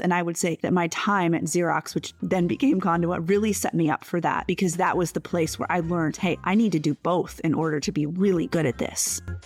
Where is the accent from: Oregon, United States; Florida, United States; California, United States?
Florida, United States; Stuart; raised in Stuart, Florida. It is a small, beachy town on the east coast of Florida